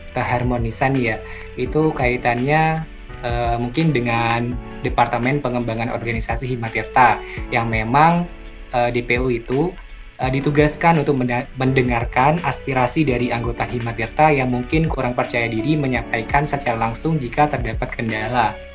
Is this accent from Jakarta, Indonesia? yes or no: no; Jember, East Java, Indonesia; saya juga uh, asal dari Jember